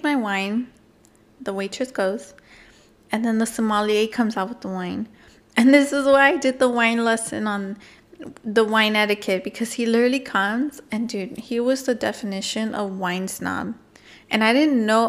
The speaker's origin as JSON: {"language": "English", "region": "California", "country": "United States", "said": "we're Californian people"}